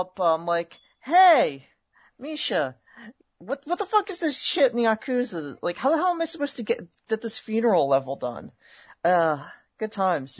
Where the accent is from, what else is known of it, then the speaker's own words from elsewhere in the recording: California, United States; I'm from California